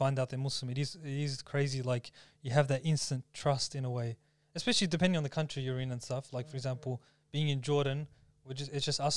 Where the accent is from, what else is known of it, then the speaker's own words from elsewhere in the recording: Melbourne, Victoria, Australia; accent: Aussie; I'm from Melbourne